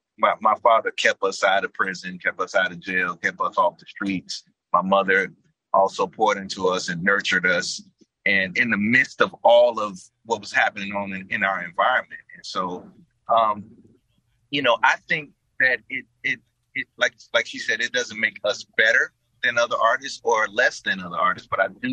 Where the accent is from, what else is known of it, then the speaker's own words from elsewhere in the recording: Chicago, Illinois, United States; But I think people should know that there's a ton of talent and gifts coming out of that area of Chicago.